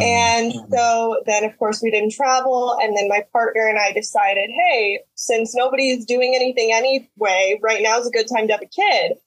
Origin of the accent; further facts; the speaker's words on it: Texas, United States; also born or lived in Houston, Texas / Utah / Mexico City / Washington; we moved back to Texas, and I've been here ever since I was nine